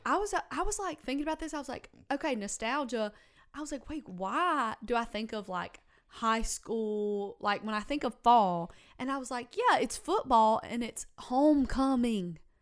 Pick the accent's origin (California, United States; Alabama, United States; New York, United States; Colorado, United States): Alabama, United States; Fairhope; I grew up in Fairhope.